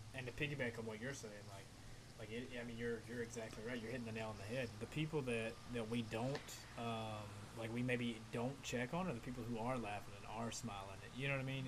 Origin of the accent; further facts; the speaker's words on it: Virginia, United States; also born or lived in Appalachian Mountains; now in Florida, United States; I grew up in Virginia